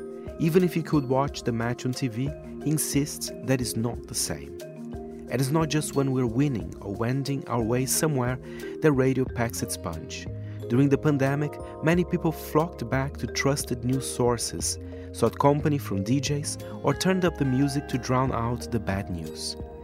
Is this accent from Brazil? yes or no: yes; São Paulo, Brazil; 89.7 Nova Brasil FM in São Paulo, my hometown, is the go-to for homegrown grooves from … to ….